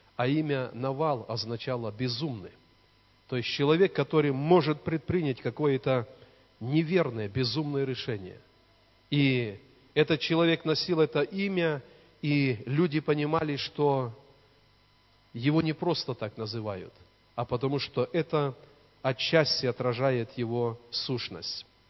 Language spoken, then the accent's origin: Russian; Borki, Brest Region, Belarus; now in Svetlogorsk, Belarus; в деревне, где мы выросли, в Пинском районе, в Борках.